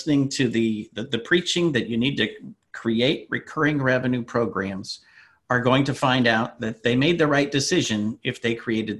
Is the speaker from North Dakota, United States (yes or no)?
yes; North Dakota, United States; since I grew up in North Dakota